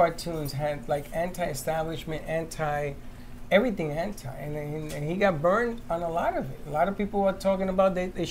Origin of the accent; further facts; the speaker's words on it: New York City, New York, United States; moved away; growing up in the South Bronx